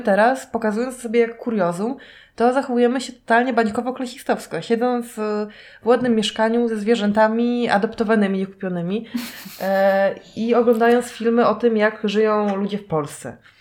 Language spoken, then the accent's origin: Polish; Kashubia, Pomeranian Voivodeship, Poland; ja jestem z Kaszub